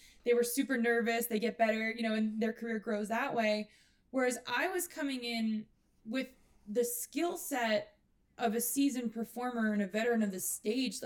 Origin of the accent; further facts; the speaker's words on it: New York, United States; I was from New York and I came from a theater background